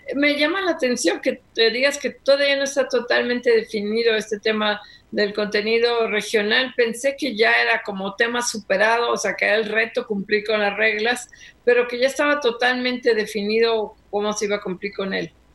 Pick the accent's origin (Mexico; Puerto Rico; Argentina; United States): Mexico; ¿Somos malos mexicanos?